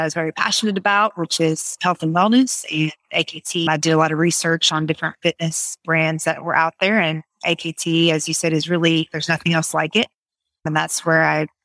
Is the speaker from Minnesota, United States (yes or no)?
no; Raleigh, North Carolina, United States; also born or lived in New York; I am from the Raleigh area. Most of my life, I moved from New York when I was 5. So I'm pretty much raised in North Carolina.